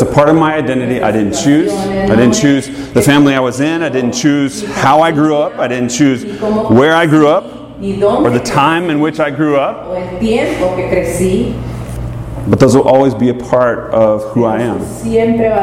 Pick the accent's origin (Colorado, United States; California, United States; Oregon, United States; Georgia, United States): Georgia, United States; Atlanta; moved away; I grew up in Atlanta